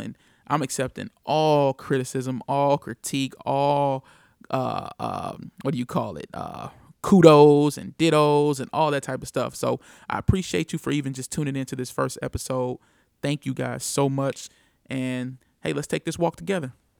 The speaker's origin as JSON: {"language": "English", "town": "St. Louis", "region": "Missouri", "country": "United States", "tie": "born or raised there", "said": "I am from Saint Louis, Missouri, born and raised"}